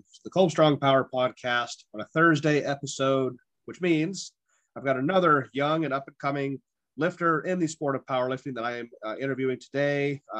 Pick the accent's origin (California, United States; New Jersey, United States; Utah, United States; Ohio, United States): Ohio, United States; I'm from Ohio